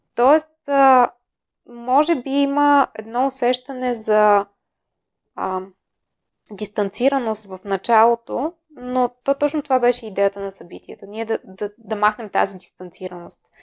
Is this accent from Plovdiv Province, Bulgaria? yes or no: yes; Plovdiv, Plovdiv Province, Bulgaria; also born or lived in Netherlands; Аз съм родена в Пловдив.